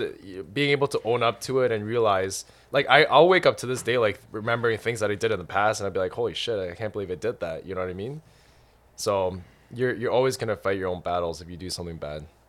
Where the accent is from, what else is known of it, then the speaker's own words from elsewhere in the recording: Canada; moved away as an adult; also born or lived in Ireland; I was born and raised in Canada